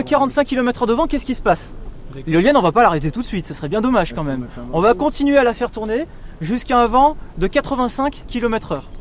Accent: Ally, Auvergne-Rhône-Alpes, France; je suis d'Ali

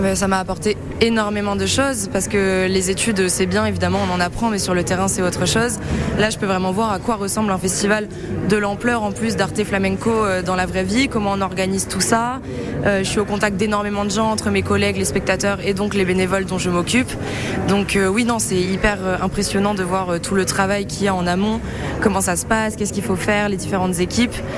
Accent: Angoulême, Nouvelle-Aquitaine, France; moved away as an adult; also born or lived in Angers; je viens d'Angoulême en Charente

